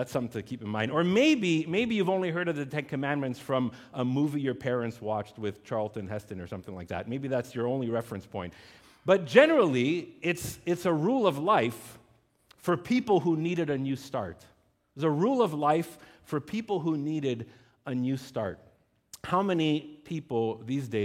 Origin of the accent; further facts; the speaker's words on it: Laval, Quebec, Canada; also born or lived in West Island, Montreal; now in Montreal, Canada; I grew up as a teenager in Laval, and not one of these new neighborhoods, like legitimately in Duvernay